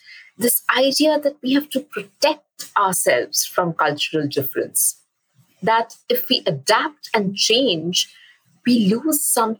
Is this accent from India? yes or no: yes; Durgapur, West Bengal, India; first language English and Bengali; moved away; I am from Durgapur, the small town in eastern India. And I grew up having two first languages, English and Bengali.